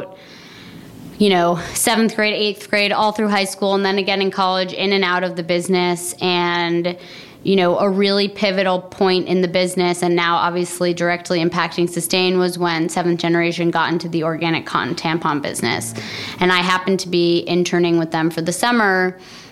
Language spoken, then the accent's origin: English; Vermont, United States; also born or lived in New York City, United States; now in New York, United States; I grew up in Vermont